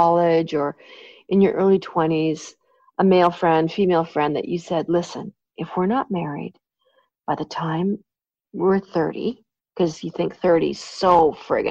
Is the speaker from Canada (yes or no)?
yes; Canada; I just love being Canadian. Obviously, I was born here